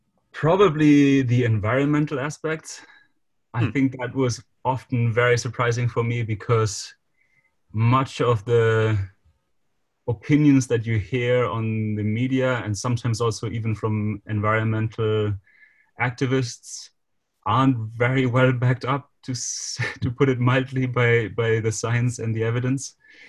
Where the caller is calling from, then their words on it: Germany; I'm calling now from Germany